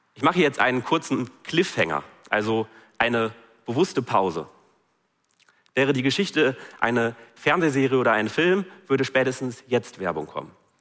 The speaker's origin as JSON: {"language": "German", "country": "Germany", "said": "bei uns in Deutschland"}